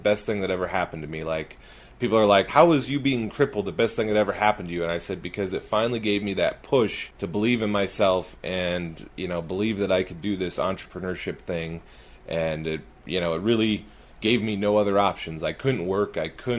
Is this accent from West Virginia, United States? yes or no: no; California, United States; also born or lived in Wisconsin; now in Utah, United States; I grew up in California.